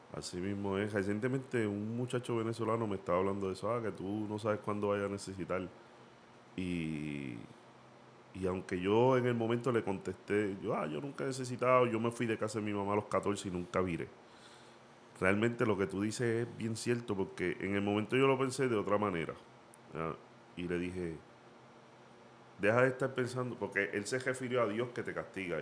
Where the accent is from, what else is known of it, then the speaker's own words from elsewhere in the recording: Puerto Rico; moved away; yo soy de Puerto Rico